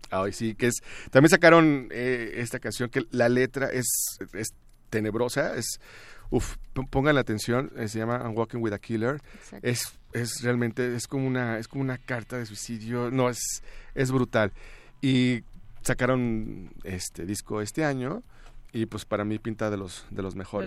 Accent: Torreón, Coahuila, Mexico; moved away; Yo podría considerarme de los de los pioneros en, emigrar, pero bueno, yo salí una porque porque Torreón era muy aburrido

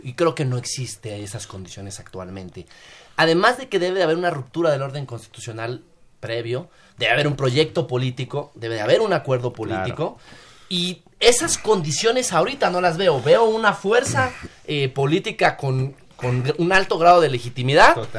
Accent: Mexico

